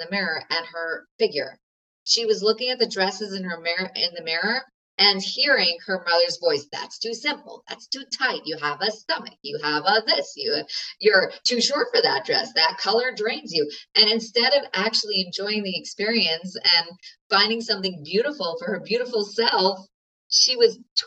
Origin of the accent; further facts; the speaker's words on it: New York, United States; I'm a New Yorker